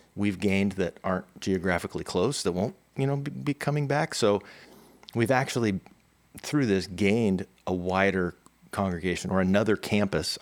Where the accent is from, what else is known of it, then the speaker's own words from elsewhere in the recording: California, United States; also born or lived in New Jersey; Been, been in California for a long time. Feel like a native, even though I grew up in New Jersey, but um, until I was ten.